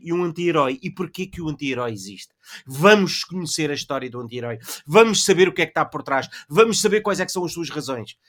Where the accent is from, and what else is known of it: Portugal